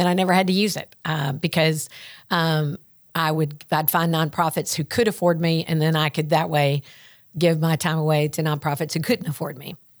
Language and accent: English; the South, United States; accent: Southern; And so we had my Southern accent and birds chirping and their British accents